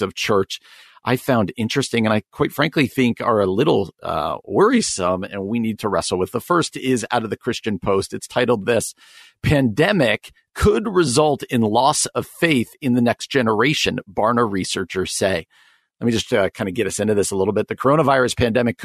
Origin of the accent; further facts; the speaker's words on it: New Jersey, United States; He was my youth pastor growing up in New Jersey.